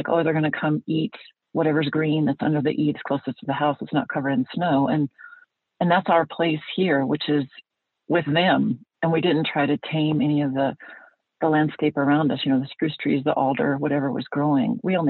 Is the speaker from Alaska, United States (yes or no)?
yes; Alaska, United States; So anyway, I grew up in Alaska.